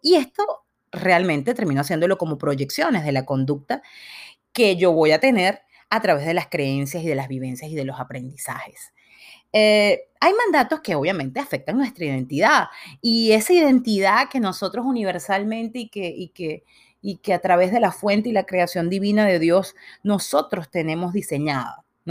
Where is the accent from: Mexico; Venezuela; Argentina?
Venezuela; yo nací en Venezuela